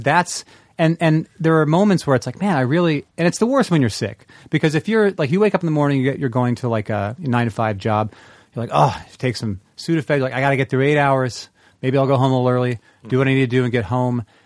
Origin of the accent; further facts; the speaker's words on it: the Northwest, Pacific Northwest, United States; moved away as an adult; I'm from the Northwest. I've lived, I lived there my entire life